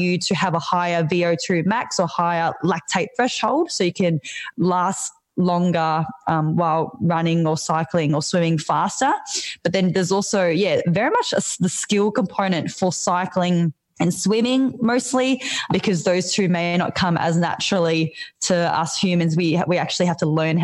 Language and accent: English; Melbourne, Victoria, Australia; I'm from Melbourne